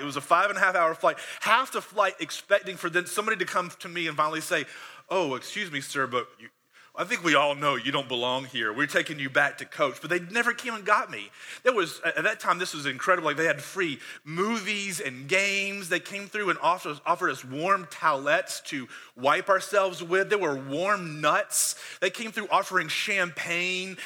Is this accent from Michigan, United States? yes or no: no; Conway, South Carolina, United States; I was born in South Carolina, here actually in Horry County in 1977.